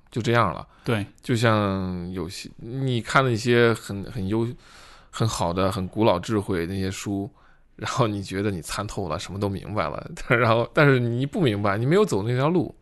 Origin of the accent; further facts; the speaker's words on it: Hebei, China; 我们河北人